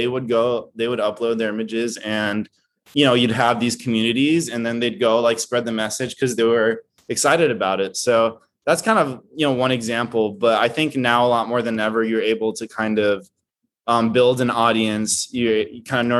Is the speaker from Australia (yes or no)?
no; Brazil; I'm originally from Brazil. So Straight Out of like Brazil or whatever it is.